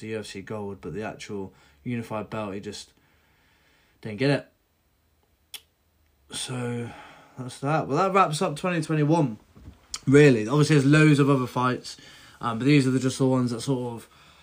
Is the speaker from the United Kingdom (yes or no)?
yes; United Kingdom; I'm British